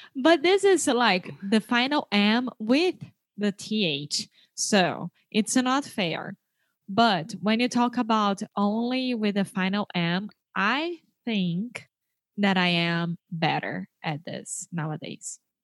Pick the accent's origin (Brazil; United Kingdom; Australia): Brazil; English is a second language; I am from Brazil